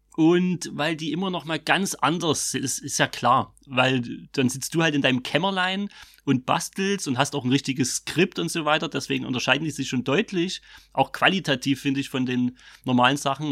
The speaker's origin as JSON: {"language": "German", "area": "Vogtland", "region": "Saxony", "country": "Germany", "accent": "Vogtländisch", "said": "dann schlägt so das Vogtländische bei mir aus."}